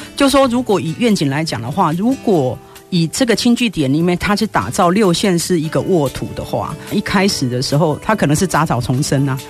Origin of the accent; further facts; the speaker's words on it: Yilan County, Taiwan; also born or lived in Taipei; now in Yunlin, Taiwan; 我是宜兰人。 对，对。就是，呃，大学毕业之后就一直待在台北